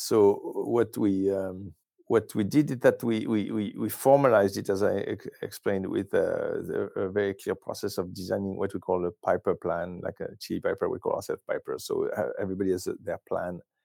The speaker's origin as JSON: {"language": "English", "country": "France", "moved": "yes", "said": "I'm originally from France"}